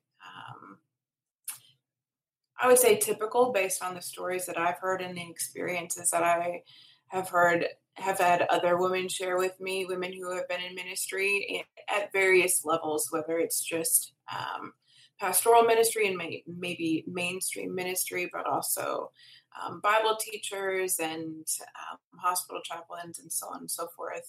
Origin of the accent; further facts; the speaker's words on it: Minnesota, United States; moved away as an adult; also born or lived in Southern Adventist University, Tennessee; I'm from Minnesota originally.